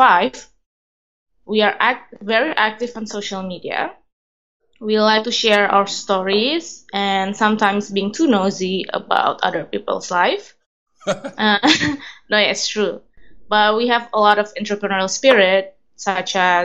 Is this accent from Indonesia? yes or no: yes; Indonesia